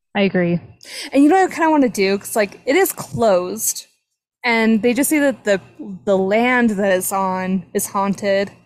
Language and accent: English; South Jordan, Utah, United States; the house we grew up in in South Jordan